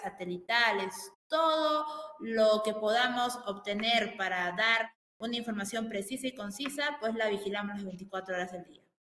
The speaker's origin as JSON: {"language": "Spanish", "country": "Peru", "said": "tengo como peruano"}